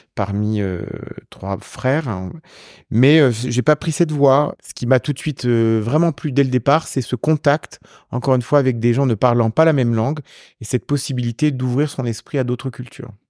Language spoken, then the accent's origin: French; Champagne, Grand Est, France; also born or lived in Italy; now in Paris, France; De là où je suis né aussi, en Champagne